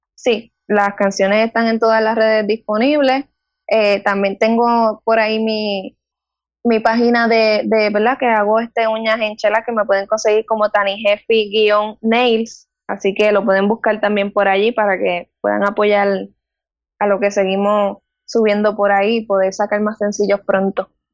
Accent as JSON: {"language": "Spanish", "town": "Guayanilla", "country": "Puerto Rico", "said": "Tengo 20 años y soy del pueblo de Guayanilla"}